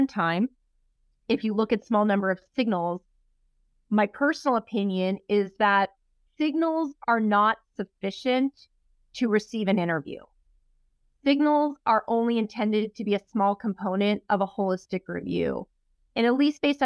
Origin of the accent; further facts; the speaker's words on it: Los Angeles, California, United States; I am from Los Angeles. I did all my training in Los Angeles.